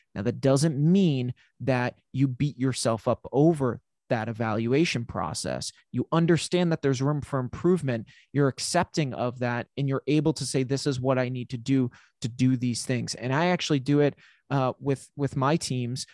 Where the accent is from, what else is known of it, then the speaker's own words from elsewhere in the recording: New England, United States; I'm from New England